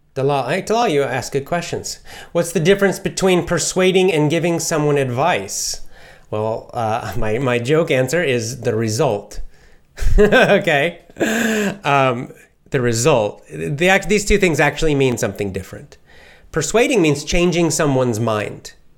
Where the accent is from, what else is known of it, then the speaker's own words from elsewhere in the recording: United States; since I'm American